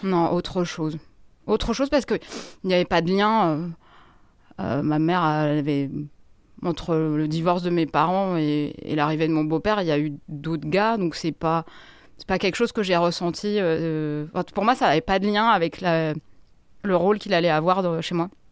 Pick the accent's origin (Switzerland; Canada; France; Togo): France; Grenoble, Auvergne-Rhône-Alpes; moved away as an adult; now in Paris, France; Je viens de Grenoble et je suis parisienne depuis 23 euh, ans